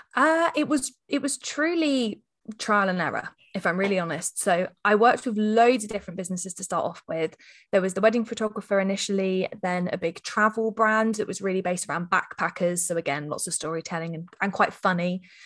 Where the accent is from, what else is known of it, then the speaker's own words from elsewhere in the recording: Hampshire, South East England, United Kingdom; I hail from the Shire, which I'm sure anyone that lives in any of the shires calls it the Shire. So Hampshire is where I'm current, coming to you from today